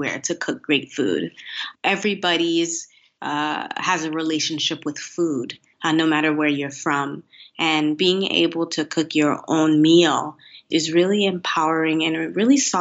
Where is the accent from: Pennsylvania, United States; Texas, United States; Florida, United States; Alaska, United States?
Florida, United States; Miami; also born or lived in Haiti; now in China; I'm from Miami, and in Miami, it's really not uncommon to learn no more than one language